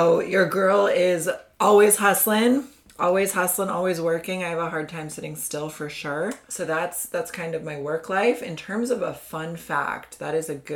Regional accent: Indiana, United States; moved away; I'm from Indiana. I've moved around a bit, but that's where I mostly did my growing up years, my schooling and all that.

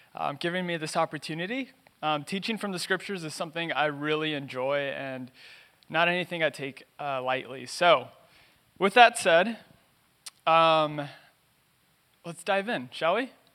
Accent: Los Angeles, California, United States; I was born and raised in East L

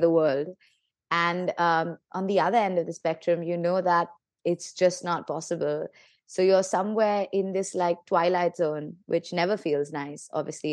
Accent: India; I'm, I'm from India

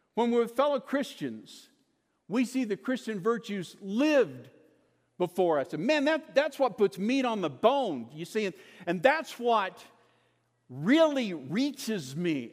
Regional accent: Kansas, United States; moved away as an adult; also born or lived in Lubbock, Texas; I was born in Kansas, raised in Kansas

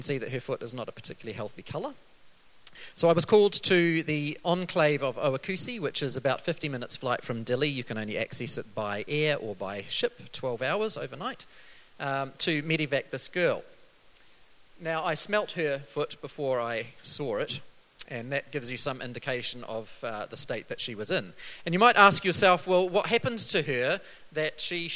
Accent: New Zealand; coming from a country like New Zealand

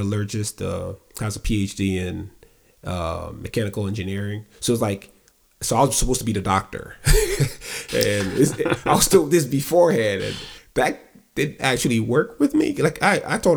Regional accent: Nigeria; moved away as an adult; now in United States; I left Nigeria when I was 18.

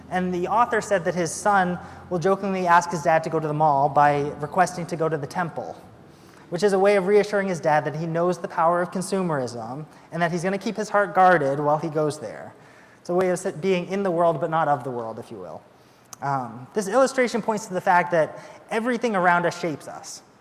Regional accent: United Kingdom; And we're British, so we definitely don't say we loved each other.

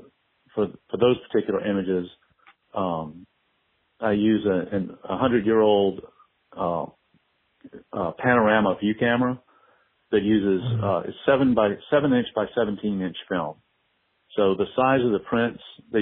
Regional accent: Morgan City, Louisiana, United States; now in New Orleans, United States; I grew up in Morgan City, Louisiana

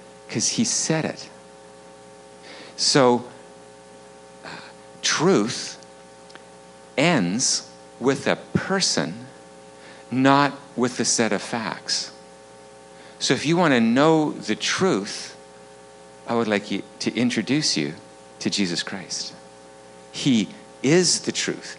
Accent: Vancouver, British Columbia, Canada; I'm from Vancouver, up on the North Shore

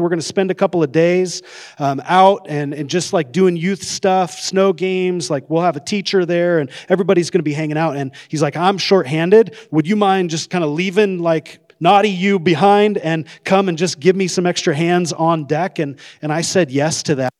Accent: Coeur d'Alene, Idaho, United States; I grew up in Coeur d'Alene.

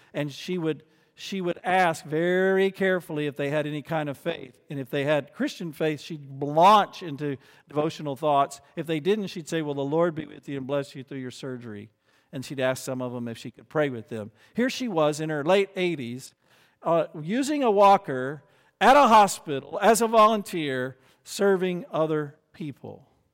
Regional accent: United States; as an American

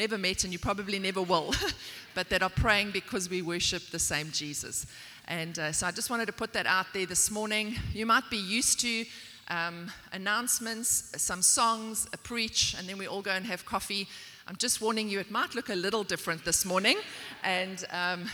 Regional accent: South Africa; also born or lived in Port Elizabeth, South Africa; I'm from South Africa.

